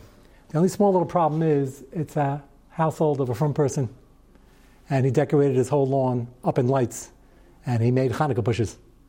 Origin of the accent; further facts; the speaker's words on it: Arkansas, United States; I'm from Arkansas, and everybody has those.